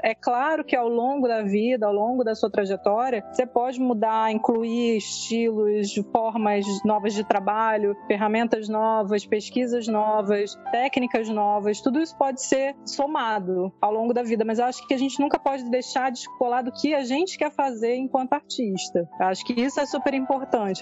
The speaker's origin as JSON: {"language": "Portuguese", "area": "Baixada Fluminense", "region": "Rio de Janeiro", "country": "Brazil", "tie": "born or raised there", "moved": "yes", "said": "eu fui moradora da Baixada, nasci na Baixada"}